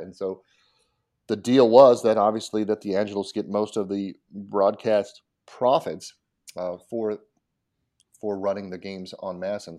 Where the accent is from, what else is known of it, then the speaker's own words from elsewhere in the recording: Colorado, United States; now in Washington, D.C., United States; I grew up in Colorado, my dad was in the Air Force